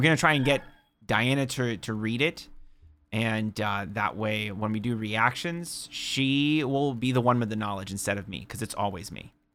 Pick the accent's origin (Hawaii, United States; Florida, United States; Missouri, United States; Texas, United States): Florida, United States